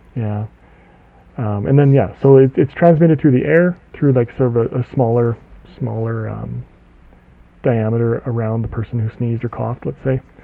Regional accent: Canada; I'm from Canada

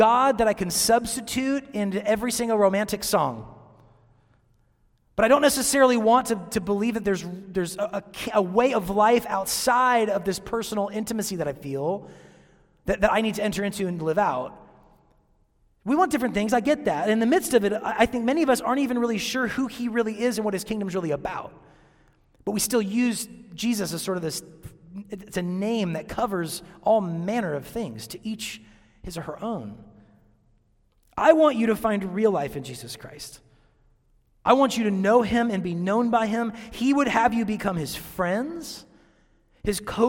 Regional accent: Seattle, Washington, United States; moved away as an adult; now in Chattanooga, United States; I'm from Seattle

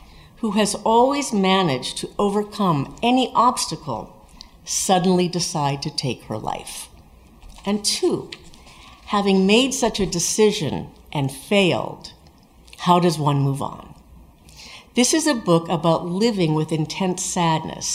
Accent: Sonoma, California, United States; I'm from Sonoma

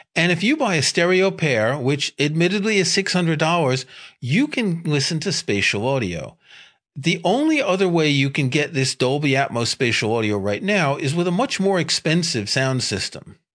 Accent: New York City, New York, United States; I grew up in New York City

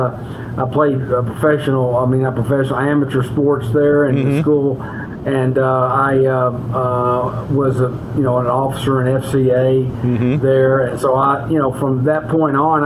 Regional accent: Memphis, Tennessee, United States; I grew up in the Presbyterian Church in the metro Memphis area

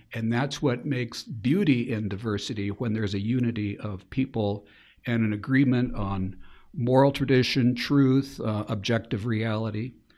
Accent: Spokane, Washington, United States; also born or lived in Eugene, Oregon; my family moved to Spokane when I was five. Uh, parents were born and raised in Portland. I was born in Eugene, uh, but I did all of grade school and high school here in Spokane.

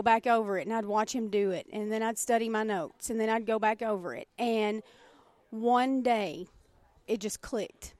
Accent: the South, United States; accent: southern; my southern accent

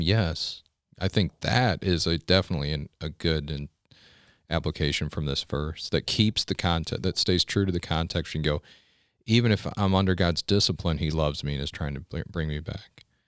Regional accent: United States; As an American

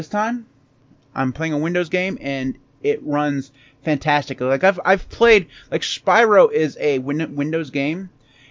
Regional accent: United States; we're American

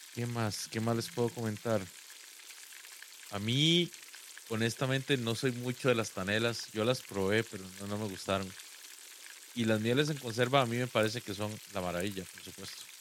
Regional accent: Guápiles, Limón, Costa Rica; moved away; yo soy de Guapiles y en Guapiles una parte muy importante del entretenimiento general, al menos cuando yo, cuando yo crecí

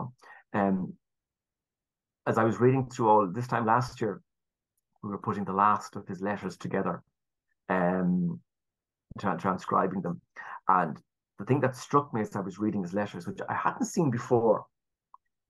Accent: Ireland; our culture as the Irish

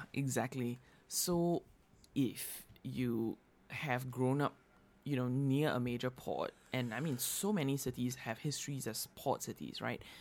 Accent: Singapore; moved away; growing up in Singapore

